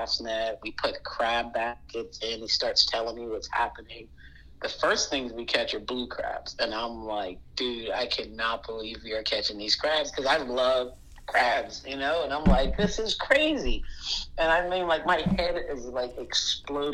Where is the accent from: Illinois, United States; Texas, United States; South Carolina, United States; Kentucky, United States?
South Carolina, United States; Charleston; I grew up in Romney Village, and when I had 2 hours every day when my mom got off, so I used to just walk around King Street.